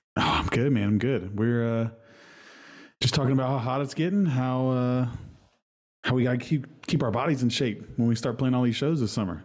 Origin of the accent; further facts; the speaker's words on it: Huntington, West Virginia, United States; from Huntington, West Virginia.